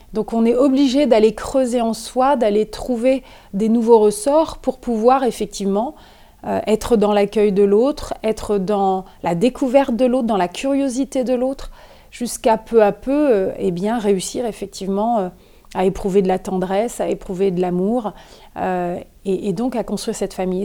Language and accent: French; Normandy, France; je suis née en Normandie